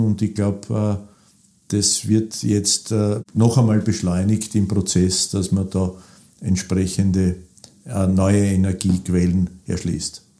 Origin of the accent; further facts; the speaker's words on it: Burgenland, Austria; ich bin auch Burgenländer